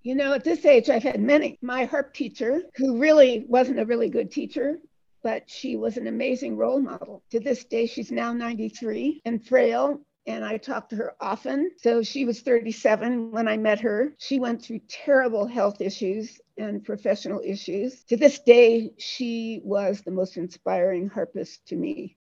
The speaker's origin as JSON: {"language": "English", "town": "Detroit", "region": "Michigan", "country": "United States", "tie": "born or raised there", "said": "I was born in Detroit, Michigan"}